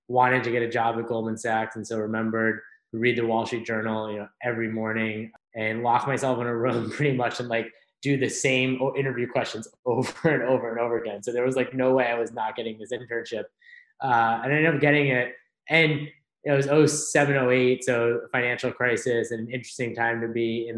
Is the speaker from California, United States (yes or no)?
no; Worcester, Massachusetts, United States; also born or lived in El Salvador (ancestry) / Providence; I grew up in Worcester, Massachusetts